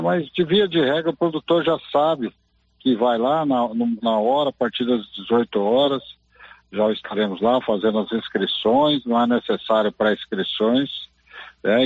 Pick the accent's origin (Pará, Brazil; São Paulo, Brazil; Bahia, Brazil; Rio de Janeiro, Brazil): São Paulo, Brazil; Mogi das Cruzes; now in Silvânia, Brazil; Estou em das Cruzes aqui, minha terra